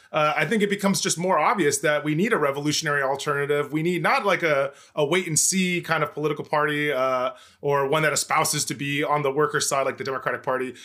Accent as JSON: {"language": "English", "town": "El Cajon", "region": "California", "country": "United States", "tie": "born or raised there", "said": "police brutality uprising in my hometown in two thousand sixteen"}